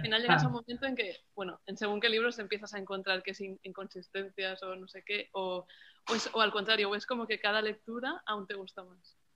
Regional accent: Barcelona, Catalonia, Spain; de Barcelona

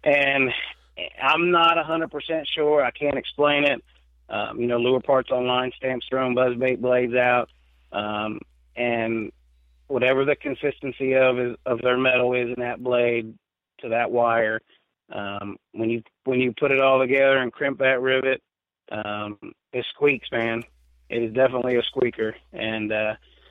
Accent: United States; growing up on the Ohio River

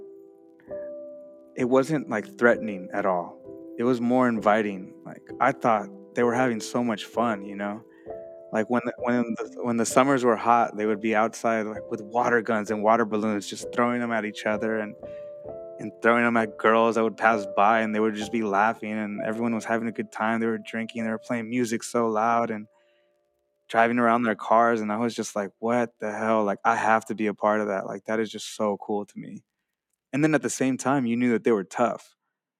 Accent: San Francisco, California, United States; moved away as an adult; now in Los Angeles, United States; I was born and raised in the Mission District of San Francisco

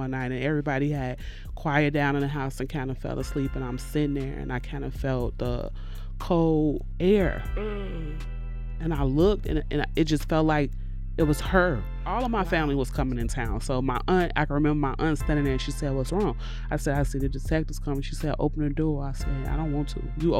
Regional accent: Chicago, Illinois, United States; now in Madison, United States; She came to live with me here in Madison because we're originally from Chicago.

